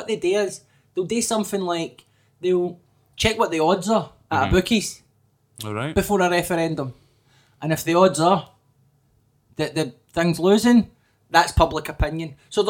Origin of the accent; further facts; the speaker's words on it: Scotland, United Kingdom; the position the Daily Record took on decriminalisation of drugs is one that I was very proud of as a Scottish person, as a consumer of Scottish news